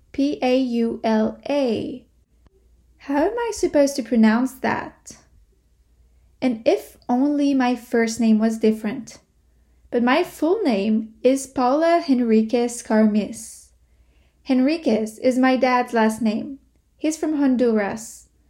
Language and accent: English; Quebec City, Quebec, Canada; also born or lived in Montreal; I tell people I come from Quebec, that I was born in Montreal and grew up in Quebec City